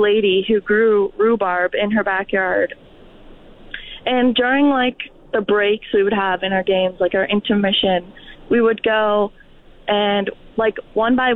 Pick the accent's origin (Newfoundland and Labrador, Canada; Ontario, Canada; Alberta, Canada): Newfoundland and Labrador, Canada; now in Fort McMurray, Canada; I grew up in Newfoundland before I moved to Fort McMurray